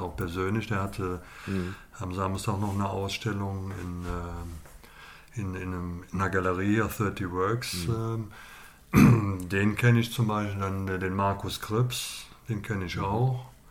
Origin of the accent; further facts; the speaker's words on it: Cologne, North Rhine-Westphalia, Germany; ich bin in Beintal aufgewachsen